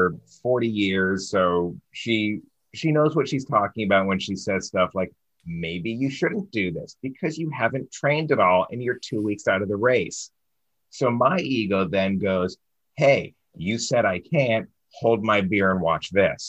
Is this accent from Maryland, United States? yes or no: yes; Baltimore, Maryland, United States; I'm from Baltimore, and we're known as Charm City down here.